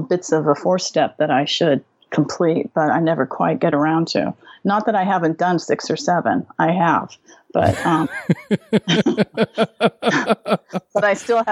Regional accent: right outside of Seattle, Washington, United States; moved away as an adult; now in New Zealand; I grew up right outside of Seattle, and I moved to New Zealand when I was 30

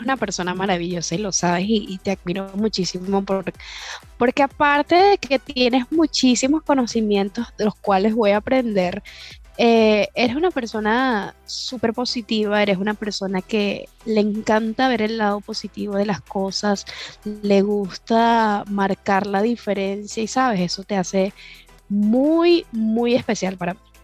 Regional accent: Venezuela; Como, como toda venezolana arriesgada

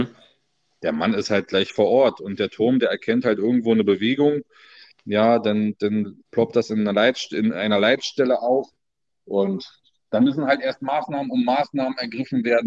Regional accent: Berlin, Germany; also born or lived in Brandenburg; Ich bin gebürtiger Nordberliner. Ja, komme aus Berlin-Reinickendorf, wohne da schon mein ganzes Leben lang.

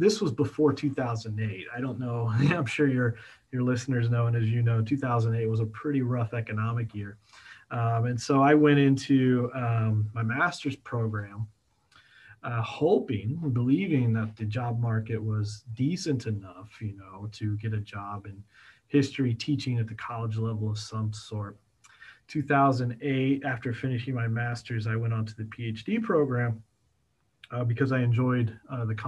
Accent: Kokomo, Indiana, United States; going from Kokomo, Indiana, I actually went back to my hometown

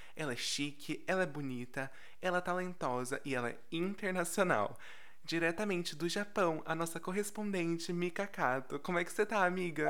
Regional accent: Brazil; nós amarelos no Brasil

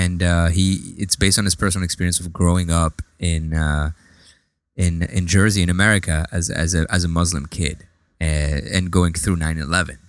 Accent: France; now in United States; when I grew up in France, I, I do remember that, you know, like gro-, growing up in, in like a, a kind of like a Lebanese, uh, you know, home

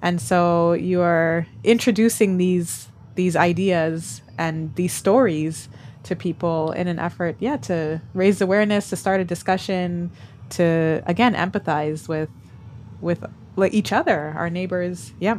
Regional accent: Canada; now in Hong Kong; I'm familiar with … as a Canadian

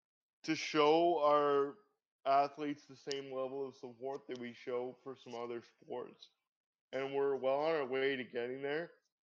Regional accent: Canada; my entire life as a Canadian sports fan.

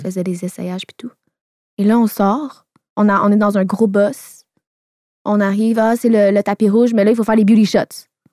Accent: Laval, Quebec, Canada; Je viens de Laval, j'ai vingt-deux ans, je suis célibataire

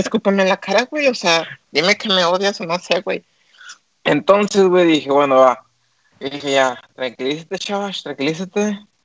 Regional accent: Monterrey, Nuevo León, Mexico; somos regios

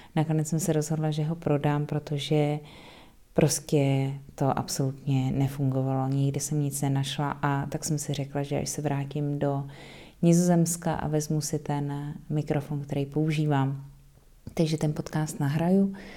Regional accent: Czechia; now in Netherlands; jaký máme my Vánoce v Čechách

